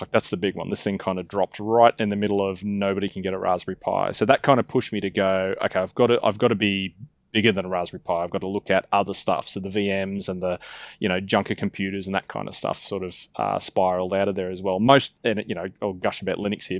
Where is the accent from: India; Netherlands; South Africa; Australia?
Australia; as an Australian, I get told I speak quickly